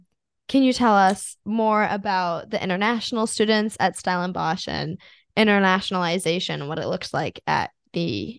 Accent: United States; always know I'm American. I think it's before I start speaking, honestly, but also when I start speaking, it's like also obvious.

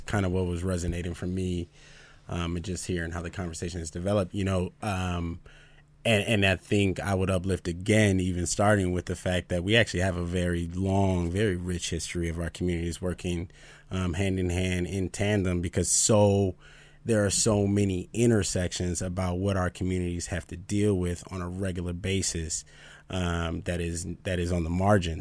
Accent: Minneapolis, Minnesota, United States; now in Idaho, United States; I'm actually from South Minneapolis

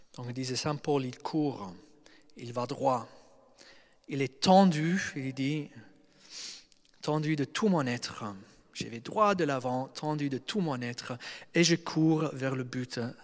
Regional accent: Australia; moved away; je viens d'Australie, c'est un pays de mentalité européenne occidentale

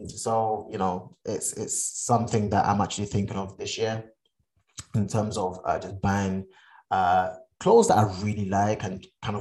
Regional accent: Ghana; now in United Kingdom; I'm Ghanaian. I've not been to Ghana since 2011.

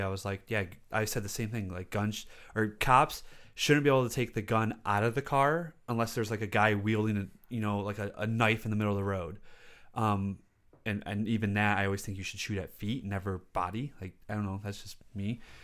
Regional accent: South Lyon, Michigan, United States; I grew up in South Lyon, and that's even whiter than Livonia.

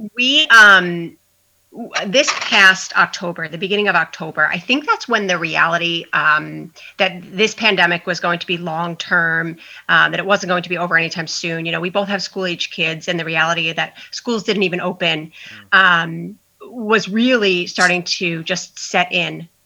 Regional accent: Long Island, New York, United States; moved away as an adult; now in New Hope, United States; I'm originally from Long Island, but 15 years ago moved to Pennsylvania

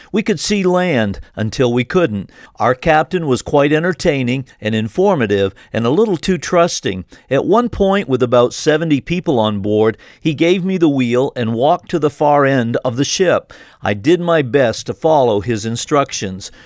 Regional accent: Maine, United States; I grew up in Maine

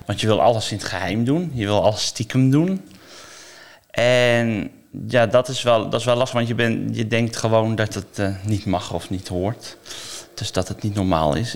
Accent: Noordwijk, South Holland, Netherlands; Ik kom uit Noordwijk

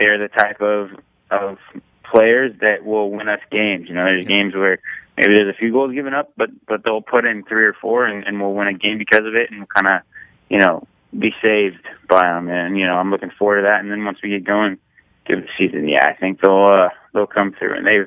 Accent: San Jose area, California, United States; being in my hometown

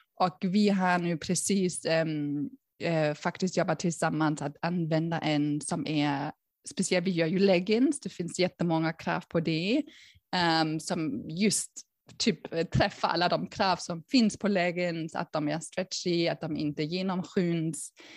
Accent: Berlin, Germany; Swedish is a second language; moved away as an adult; also born or lived in United States; now in Sweden; jag är ursprungligen faktiskt från Tyskland, från Berlin, kanske hör ni det

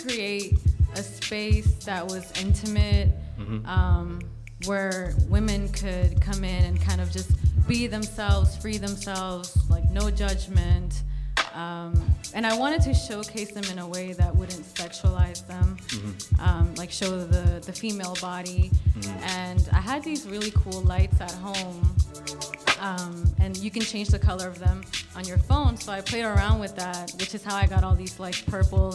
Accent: Maryland, United States; also born or lived in Valencia, Venezuela / New Jersey; I came here when I was like 7

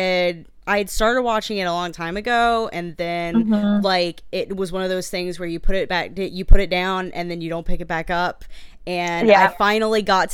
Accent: Mississippi, United States; I'm from Mississippi.

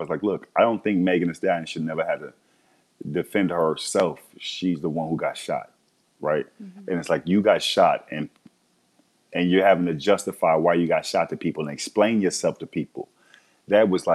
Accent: Texas, United States; I'm from Texas, raised in Texas

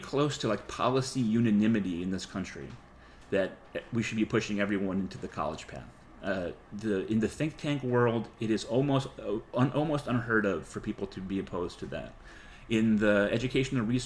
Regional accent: New England, United States; moved away; I come from New England

